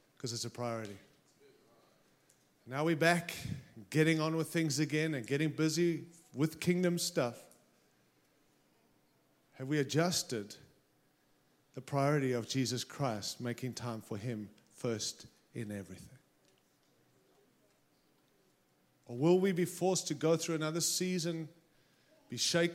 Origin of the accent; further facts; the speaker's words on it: Australia; now in United States; I arrived here with my Aussie passport, and I came in as an Aussie